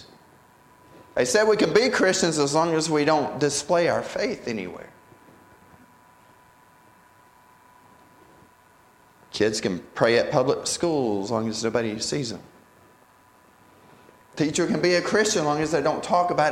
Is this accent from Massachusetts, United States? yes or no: no; North Carolina, United States; I grew up in North Carolina